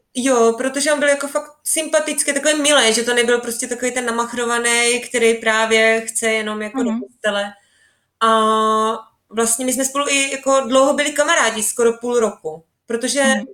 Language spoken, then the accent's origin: Czech; Czechia; moved away as an adult; now in Switzerland; z vesnice z Česka, odkud pocházím